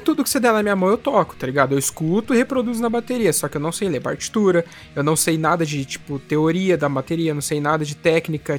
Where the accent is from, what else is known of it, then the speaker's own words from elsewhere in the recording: interior of São Paulo, Brazil; moved away as an adult; now in Guarapuava, Brazil; eu não sou de, de Guarapuava, no Paraná, onde eu estou conversando com vocês agora, né? Eu sou do interior de São Paulo